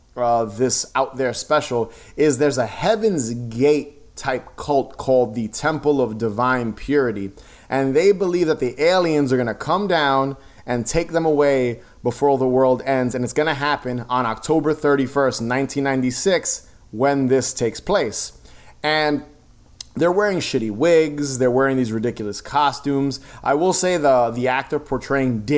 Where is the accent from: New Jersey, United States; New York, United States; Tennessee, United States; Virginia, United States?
New York, United States; here in New York, I'm from New York, Fox 5 was our channel